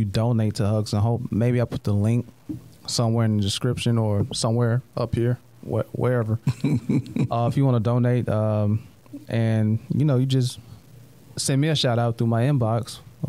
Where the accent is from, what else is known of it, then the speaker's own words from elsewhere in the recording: the South, United States; I'm from the South, so I say caramel.